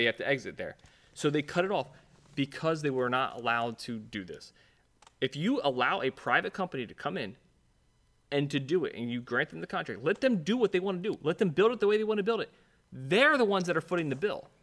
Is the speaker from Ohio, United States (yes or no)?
yes; Ohio, United States; I'm being from Ohio